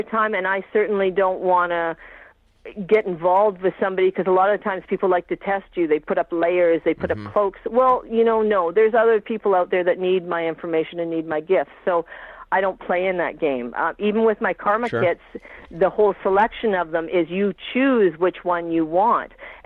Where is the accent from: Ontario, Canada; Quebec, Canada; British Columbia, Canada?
British Columbia, Canada; Vancouver Island; now in Saskatchewan, Canada; I grew up on Vancouver Island